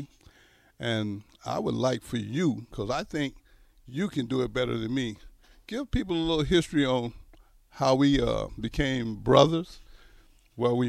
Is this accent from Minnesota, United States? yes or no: no; Greenville, Texas, United States; now in Nebraska, United States; My hometown, Greenville, Texas